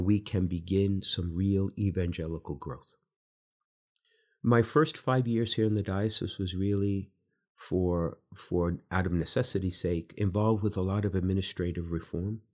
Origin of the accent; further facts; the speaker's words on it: New York City, New York, United States; now in Bridgeport, United States; growing up in Brooklyn in the time that I did